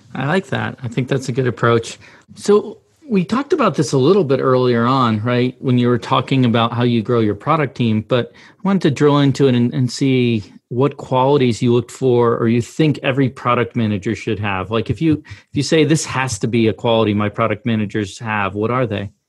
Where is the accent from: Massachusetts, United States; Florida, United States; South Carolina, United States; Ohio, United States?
Massachusetts, United States; moved away; also born or lived in Pittsburgh / San Francisco; I grew up in Massachusetts, always a big Celtics, Red Sox, you know, fan